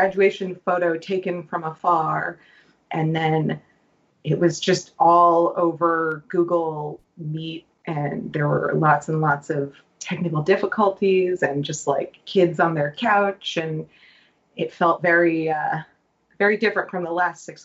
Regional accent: Massachusetts, United States; As a Massachusetts, I don't know what we're called

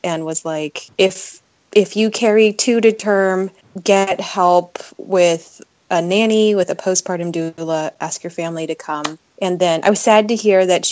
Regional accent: Las Vegas, Nevada, United States; moved away as an adult; now in Seattle, United States; I was born and raised in Las Vegas. I moved here to go to college.

